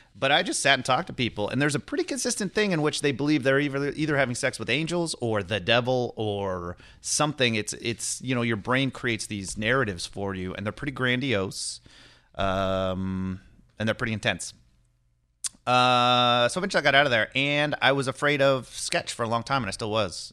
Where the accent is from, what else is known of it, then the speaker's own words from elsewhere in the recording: Lodi, California, United States; also born or lived in Kenya / Cincinnati; I grew up in Northern California, in this, like, um, shitty little farming area in Central California